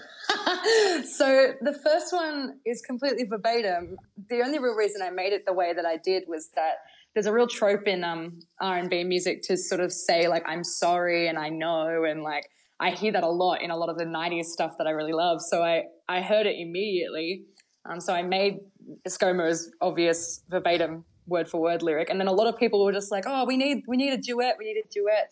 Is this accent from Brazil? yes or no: no; Bathurst, New South Wales, Australia; I'm from Bathurst, New South Wales